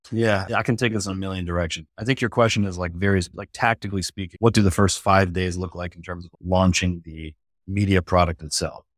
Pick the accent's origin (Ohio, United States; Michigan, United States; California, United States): Michigan, United States; now in Charlotte, United States; I was born in Michigan, came down, I'm in Charlotte, North Carolina now, and so I've been here for, this August would be sixteen years